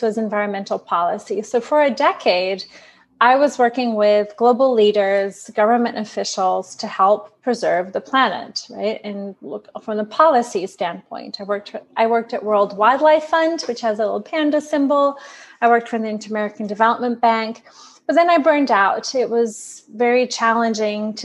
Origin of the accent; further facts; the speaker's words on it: Brazil; also born or lived in New York; now in San Diego, United States; I'm from Brazil